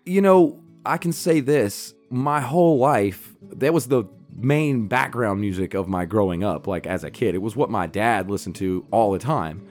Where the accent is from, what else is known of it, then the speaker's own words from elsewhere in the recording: the South, United States; where I grew up in the South